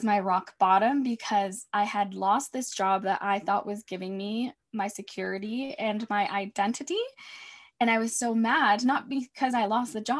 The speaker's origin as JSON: {"language": "English", "country": "United States", "tie": "born or raised there", "also_born_or_lived": "Mexico", "said": "I was brought to the States as a baby. So I've been here my whole life"}